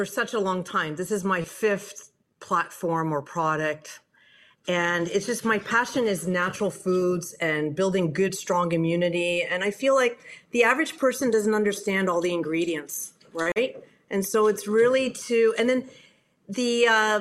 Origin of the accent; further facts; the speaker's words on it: Canada; moved away as an adult; also born or lived in France / Silicon Valley; I'm from Canada